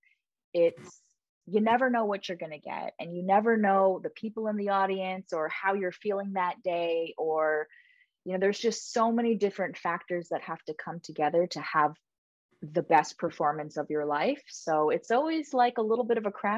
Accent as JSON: {"language": "English", "country": "Canada", "moved": "as an adult", "lives_now": "United States", "said": "I'm Canadian"}